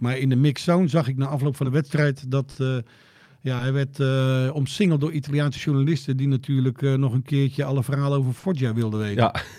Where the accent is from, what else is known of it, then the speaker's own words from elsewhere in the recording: Joure, Friesland, Netherlands; ik uit Jouweren kom